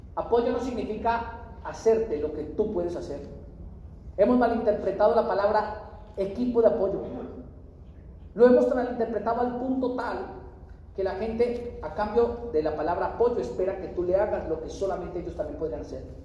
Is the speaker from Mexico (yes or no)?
no; Colombia; soy de Colombia, soy de Colombia, estoy conociendo